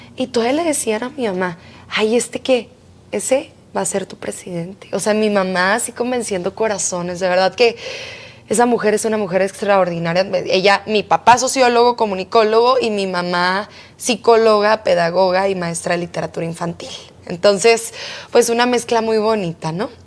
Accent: Mexico; yo soy una mexicana como cualquier otra

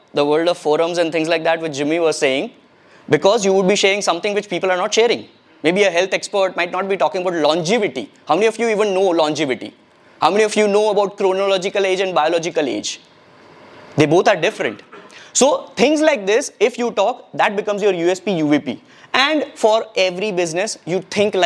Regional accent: Ahmedabad, Gujarat, India; also born or lived in Junagadh / Kathiawar; I'm a Kathiyawadi Gujju boy. Kathiyawadi Rajput Keshwad thi, Junagad thi, Chumbi. Born and brought up in Ahmedabad

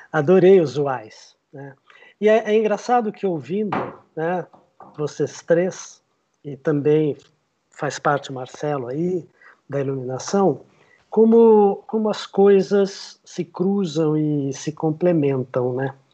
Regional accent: São José do Rio Preto, São Paulo, Brazil; Eu sou de São José do Rio Preto, comecei lá pelo teatro amador

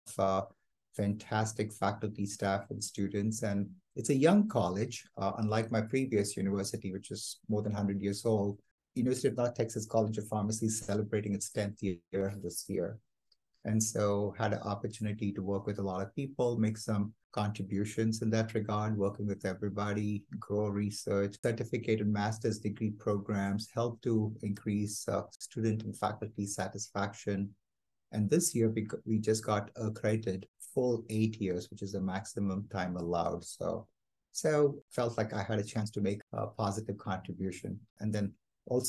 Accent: Kalyan, Maharashtra, India; moved away as an adult; also born or lived in Philadelphia, United States; now in Fort Worth, United States; I was born and raised in India in a place called Kalyan, just outside Bombay

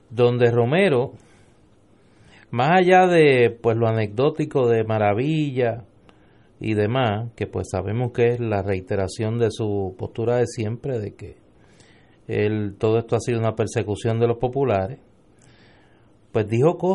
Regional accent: Puerto Rico; Yo como puertorriqueño

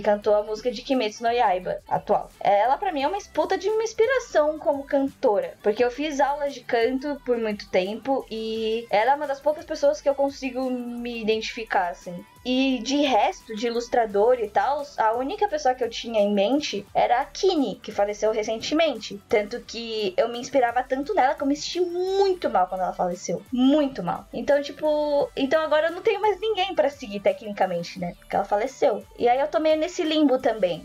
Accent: Brazil; eu sou uma asiática brasileira

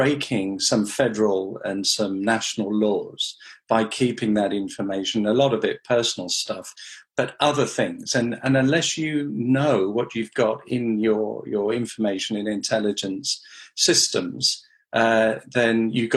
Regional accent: Western Australia, Australia; now in United Kingdom; I grew up in Australia, in Western Australia, so I speak the language.

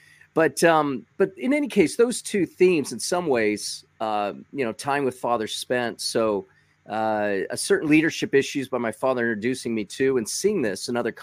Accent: Los Angeles County, California, United States; I grew up in L.A. County

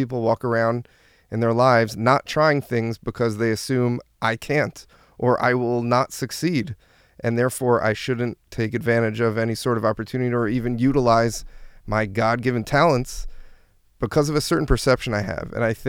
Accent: New Jersey, United States; moved away as an adult; now in Israel; I'm originally from New Jersey, and I made an aliyah to Israel around almost 10 years to the day, and I've been here for 11 years, and I'm here with my wife and five kids.

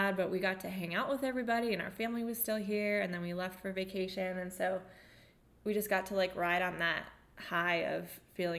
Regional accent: United States; We are American.

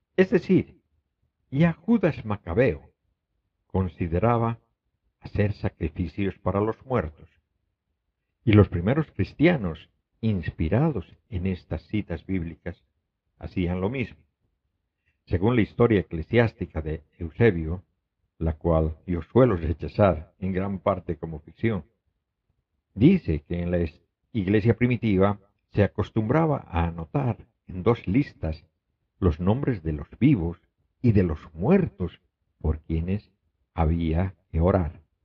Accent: Bolivia; moved away; en mi país natal, Bolivia

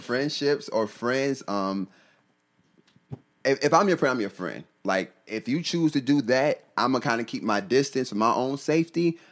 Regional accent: New York, United States; we're both from New York. He's from the city. I'm not from the city

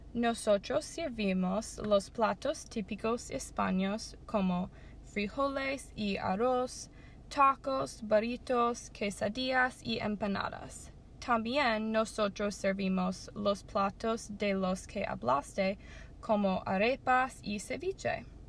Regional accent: Colombia; moved away as an adult; now in Tampa, United States; Nací en Colombia y viví allí la mayor parte de mi vida

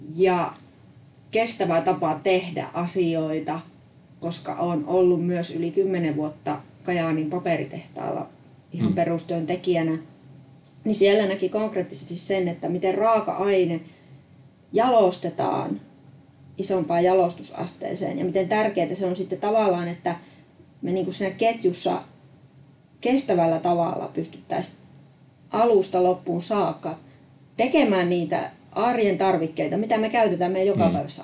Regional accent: Sotkamo, Kainuu, Finland; Mä olen ihan syntyperäinen kainuulainen, sotkamolainen

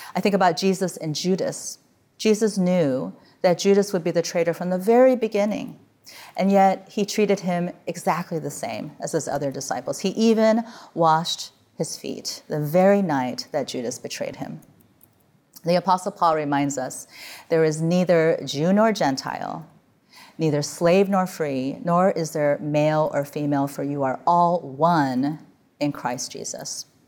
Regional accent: Midwest, United States; now in California, United States; I grew up in the Midwest where the sun went down in October

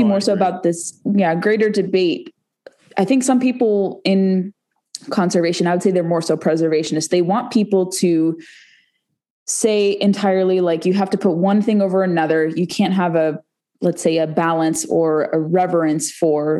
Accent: West Coast, United States; now in Virginia, United States; I'm from the West Coast too

